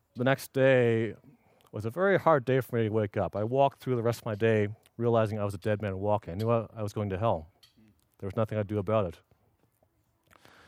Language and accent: English; Los Angeles, California, United States; moved away as an adult; now in Union City, United States; originally, I was born in Los Angeles. I lived my first eighteen years there